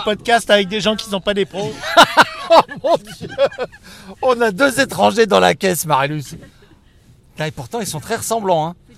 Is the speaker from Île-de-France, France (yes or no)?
yes; Levallois-Perret, Île-de-France, France; on est tous de Levallois depuis 40 ans